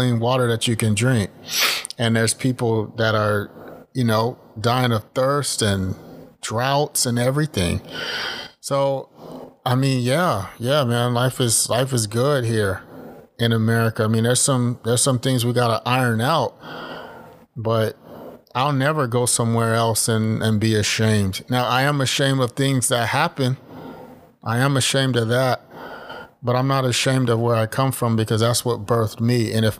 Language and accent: English; Texas, United States; I don't have any problem being American, and I don't hide saying, oh, I'm Canadian. No, I'm not. I'm American. I'm Texan. You know, and I'll right. come show you Texas if you come here